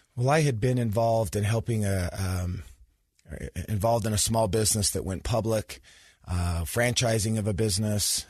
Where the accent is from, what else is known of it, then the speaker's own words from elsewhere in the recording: Sandy, Utah, United States; I grew up in Sandy, Utah, so went to Skyline High School